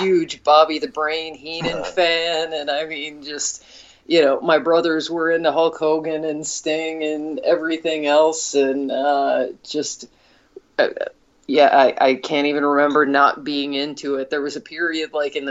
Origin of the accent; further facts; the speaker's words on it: Iowa, United States; moved away as an adult; now in Colorado, United States; we're from Iowa